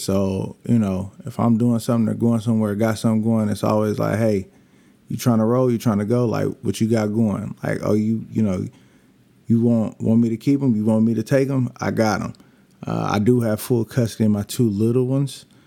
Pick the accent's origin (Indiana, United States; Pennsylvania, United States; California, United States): California, United States; Bakersfield; moved away; also born or lived in Lancaster, California; I'm from Bakersfield, California